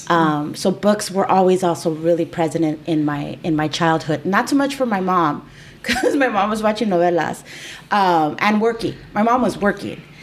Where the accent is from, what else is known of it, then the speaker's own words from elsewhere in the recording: United States; born there; English is a second language; my I did not speak English going to um, starting school in here and I mean I was born here, so yeah, I didn't I didn't speak English